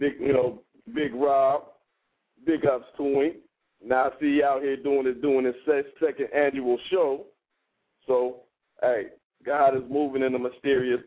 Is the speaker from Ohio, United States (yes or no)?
yes; Ohio, United States; I'm from Ohio.